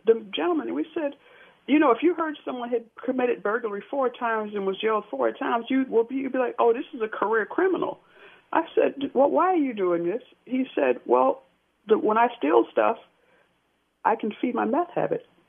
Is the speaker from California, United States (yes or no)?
no; Jersey City, New Jersey, United States; I'm from Jersey City, New Jersey.